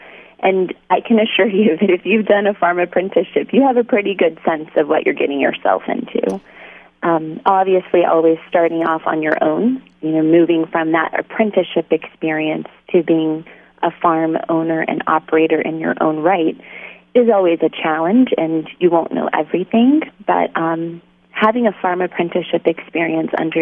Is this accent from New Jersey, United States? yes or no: no; Oklahoma, United States; also born or lived in California; I'm originally from Oklahoma